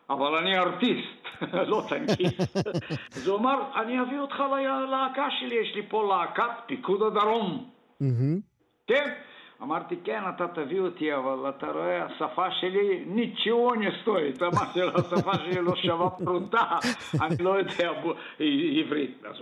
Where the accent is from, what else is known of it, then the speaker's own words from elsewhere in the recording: Sofia, Sofia City, Bulgaria; also born or lived in Dupnitsa, Bulgaria; now in Israel; אני נולדתי וגרתי בסופיה בבולגריה